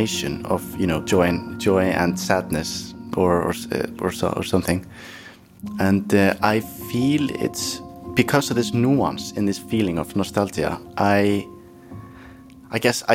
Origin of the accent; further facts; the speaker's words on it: Iceland; we're Irish and Norwegian or Norse. And that's the difference between Icelandic people and, for example, maybe Norwegians or Finland.